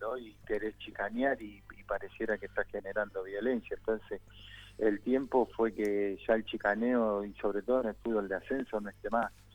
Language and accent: Spanish; near the Almirante Brown ground, Buenos Aires, Argentina; yo soy hincha de Almirante Brón porque vivía a 20 cuadras de la cancha y mi papá me llevaba a la cancha cuando Ruchi era de tierra